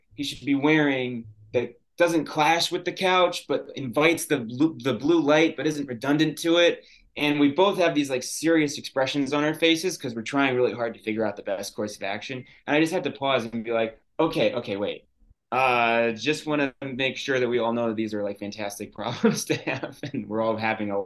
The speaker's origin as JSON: {"language": "English", "region": "New York", "country": "United States", "tie": "born or raised there", "said": "as a kid growing up in New York"}